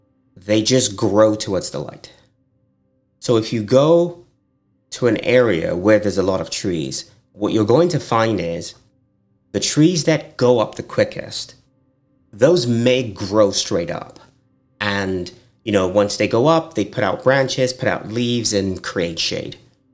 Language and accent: English; Nigeria; now in United States; I'm Nigerian American.